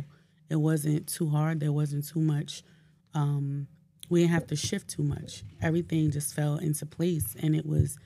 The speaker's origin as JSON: {"language": "English", "town": "Newark", "region": "New Jersey", "country": "United States", "said": "I'm from Newark"}